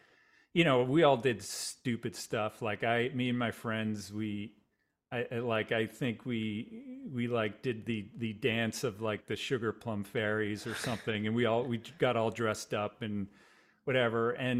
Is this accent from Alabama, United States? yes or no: no; Boston, Massachusetts, United States; I'm from the Boston area originally. Grew up in a just about 20